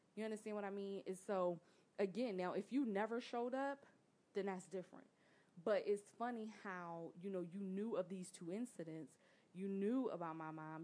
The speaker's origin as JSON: {"language": "English", "town": "Philadelphia", "region": "Pennsylvania", "country": "United States", "said": "I'm from North Philly"}